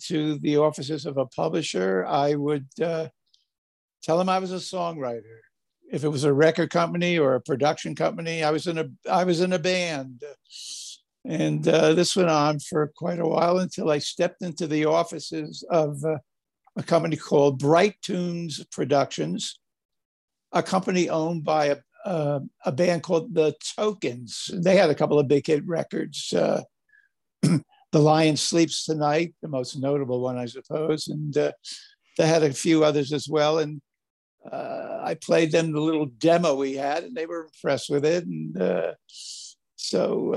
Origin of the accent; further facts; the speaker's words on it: Paterson, New Jersey, United States; moved away as an adult; now in Southern California, United States; I grew up in Paterson, New Jersey